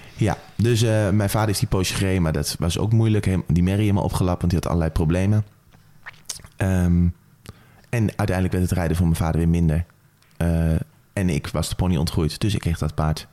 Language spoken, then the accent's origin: Dutch; Apeldoorn, Gelderland, Netherlands; ik ben opgegroeid hier, zo'n beetje waar we nou zitten in Apeldoorn